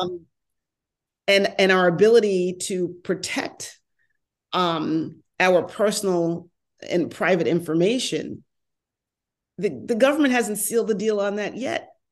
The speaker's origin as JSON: {"language": "English", "region": "New York", "country": "United States", "tie": "born or raised there", "also_born_or_lived": "New Jersey / Washington, D.C.", "accent": "New York", "moved": "as an adult", "lives_now": "Los Angeles, United States", "said": "I lived in New York for a long time, born and raised"}